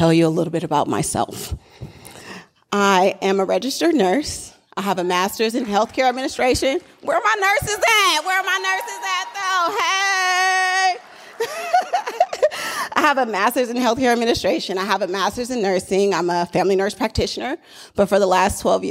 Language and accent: English; Oakland, California, United States; I'm really from Oakland